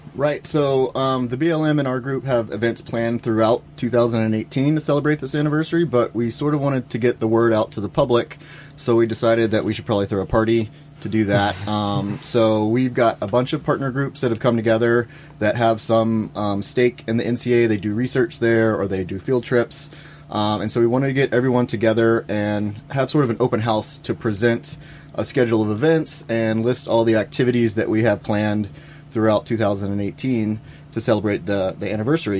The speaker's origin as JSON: {"language": "English", "region": "Louisiana", "country": "United States", "tie": "born or raised there", "also_born_or_lived": "California", "moved": "as an adult", "lives_now": "Idaho, United States", "said": "I grew up in Louisiana um, and went to school down there."}